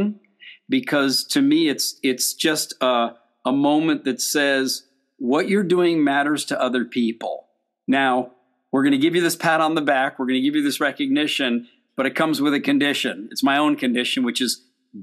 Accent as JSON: {"language": "English", "country": "United States", "tie": "born or raised there", "also_born_or_lived": "Europe", "said": "I was born in the United States"}